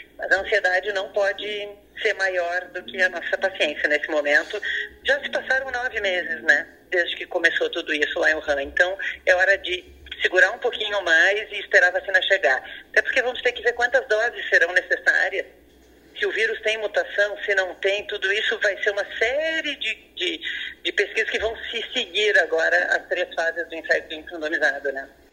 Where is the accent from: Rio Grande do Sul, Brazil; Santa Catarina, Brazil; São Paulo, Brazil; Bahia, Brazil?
Rio Grande do Sul, Brazil; Pelotas; also born or lived in Porto Alegre; mesmo sendo pelotense